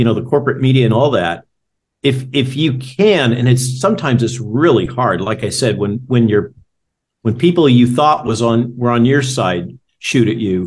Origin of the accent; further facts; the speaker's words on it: California, United States; now in Virginia, United States; I grew up in California